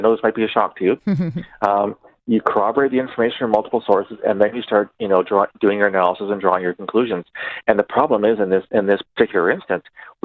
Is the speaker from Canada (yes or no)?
yes; Canada; As a Canadian